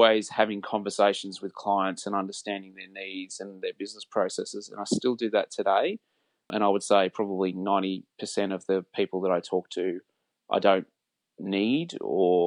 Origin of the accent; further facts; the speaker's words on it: Sydney, New South Wales, Australia; Well, I grew up in Sydney. I've lived here all my life in Sydney.